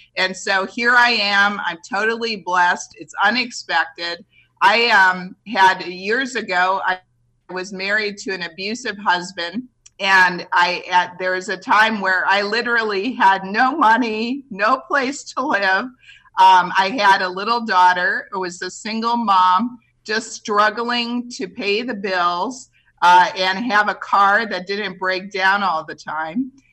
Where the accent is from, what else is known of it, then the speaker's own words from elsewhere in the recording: Kohler, Wisconsin, United States; moved away as an adult; also born or lived in Milwaukee, Wisconsin / Madison, Wisconsin; now in Phoenix, United States; I grew up in Kohler, Wisconsin, which is a beautiful village of Kohler, 1,200 people